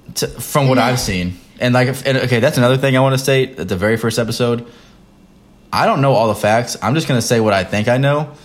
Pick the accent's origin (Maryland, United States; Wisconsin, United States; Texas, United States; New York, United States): Texas, United States; moved away as an adult; now in North Carolina, United States; We're both from Texas. I'm in the military. Devin's a senior in college. Um, we live in North Carolina.